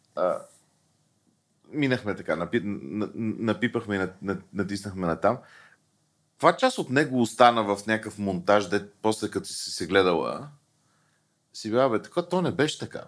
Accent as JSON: {"language": "Bulgarian", "country": "Bulgaria", "said": "ние българите"}